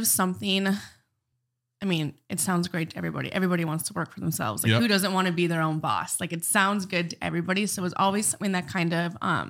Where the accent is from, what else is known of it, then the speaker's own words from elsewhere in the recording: Bismarck, North Dakota, United States; I'm from Bismarck originally.